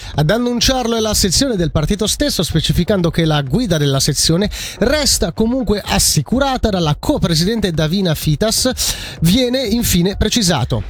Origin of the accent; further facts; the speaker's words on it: Ticino, Switzerland; moved away; also born or lived in German-speaking Switzerland / Biel; portare questo bagaglio in Ticino e metterlo al servizio della mia regione d'origine